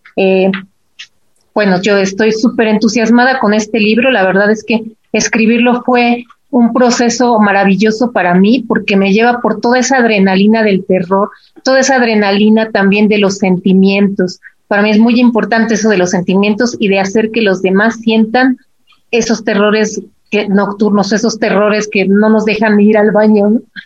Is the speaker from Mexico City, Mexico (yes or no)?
yes; Mexico City, Mexico; Yo ya nací en la Ciudad de México